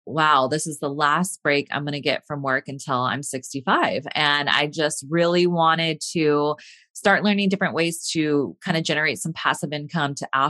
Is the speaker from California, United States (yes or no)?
yes; California, United States; So I am from Northern California.